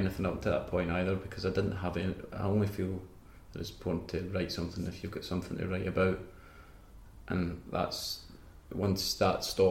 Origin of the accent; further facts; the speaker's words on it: Banton, Scotland, United Kingdom; also born or lived in Falkirk / Kilsyth; growing up in Banton, it's like 20 minutes from Falkirk.